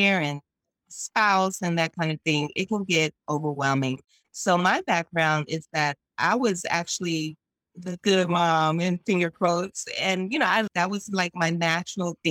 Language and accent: English; New York, United States; I'm from New York